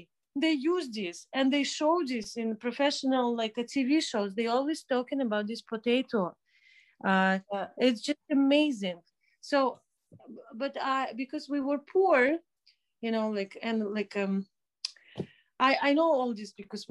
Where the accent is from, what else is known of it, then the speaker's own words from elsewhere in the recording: Minsk, Belarus; moved away as an adult; also born or lived in Toronto, Canada; I grew up in Minsk